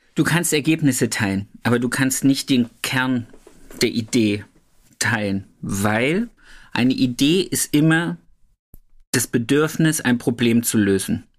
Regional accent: Thuringia, Germany; moved away; Grüße gehen zurück in meine Heimat

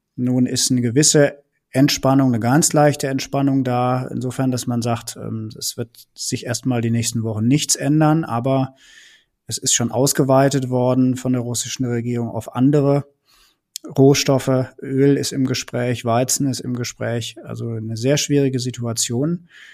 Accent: Rhineland, Germany; moved away; ich komme ja selbst aus dem Rheinland, oute ich mich mal und ähm, bin deswegen zwar schon so ein bisschen äh, nördlicher jetzt beheimatet

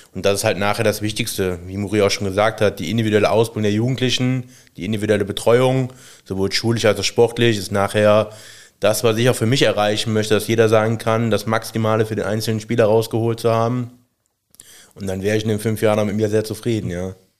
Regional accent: Aachen, North Rhine-Westphalia, Germany; also born or lived in Stolberg / Dormagen; ich komme aus Aachen, bin da gebürtig, äh, in Stolberg geboren

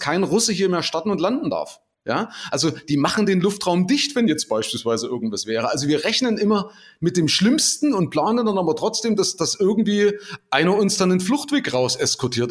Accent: Germany; als Deutscher

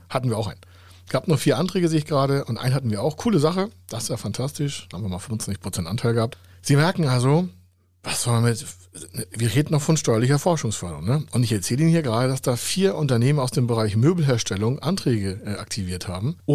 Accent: Hamburg, Germany; Hamburg, meine Heimatstadt hier, nur 58.

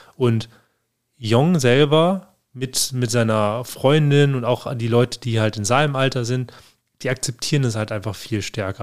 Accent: Germany; bei uns in Deutschland

